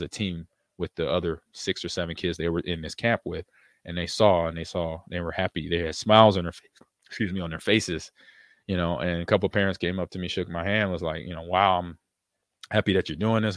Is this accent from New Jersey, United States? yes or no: no; California, United States; moved away; also born or lived in Nebraska; I grew up in California